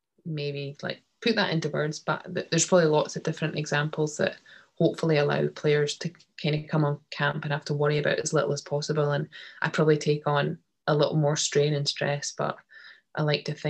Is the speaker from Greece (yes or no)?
no; Scotland, United Kingdom; as Scottish people